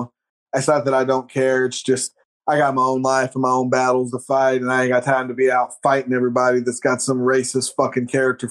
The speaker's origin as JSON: {"language": "English", "region": "Oklahoma", "country": "United States", "said": "we're from Oklahoma."}